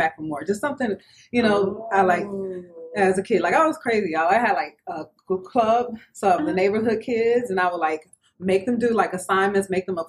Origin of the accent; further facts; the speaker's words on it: New Orleans, Louisiana, United States; I'm originally from New Orleans, Louisiana